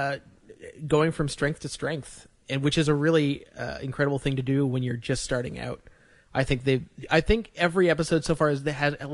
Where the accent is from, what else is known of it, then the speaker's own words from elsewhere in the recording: Canada; as a Canadian